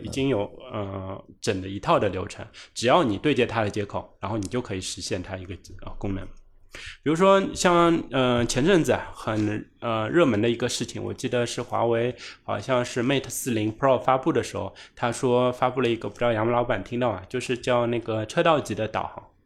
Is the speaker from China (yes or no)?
yes; China; 这也是我们中国人的骄傲